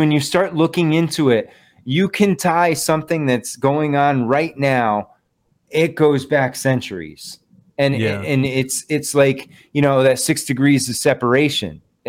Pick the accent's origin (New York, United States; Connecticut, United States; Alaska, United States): Connecticut, United States; now in Western Massachusetts, United States; I'm in Western Mass. I'm from Western Connecticut originally.